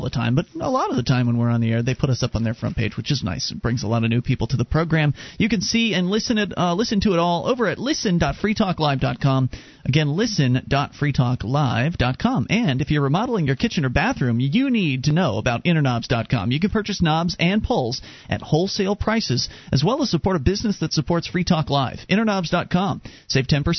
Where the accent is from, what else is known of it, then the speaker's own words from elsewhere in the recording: Florida, United States; now in New Hampshire, United States; we're both from Florida